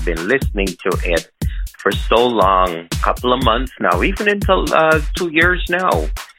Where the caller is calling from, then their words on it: Montreal, Quebec, Canada; I'm calling from Montreal, Canada.